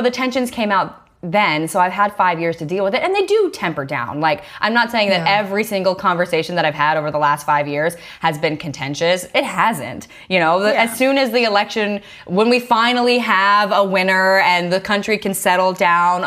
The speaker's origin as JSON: {"language": "English", "region": "the South", "country": "United States", "tie": "born or raised there", "said": "I grew up in the South"}